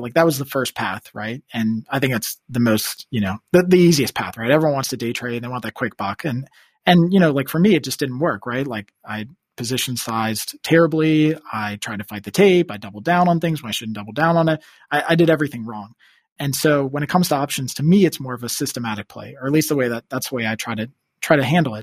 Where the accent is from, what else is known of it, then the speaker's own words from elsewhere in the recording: Washington, District of Columbia, United States; also born or lived in New York; D C, where I'm originally from. I guess I grew up outside Northern Virginia in D C